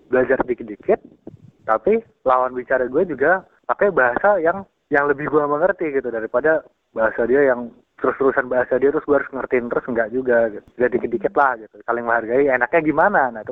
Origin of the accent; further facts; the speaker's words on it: West Java, Indonesia; gue kan ini ya dari apa Jabar gue kan asal Jabar gitu.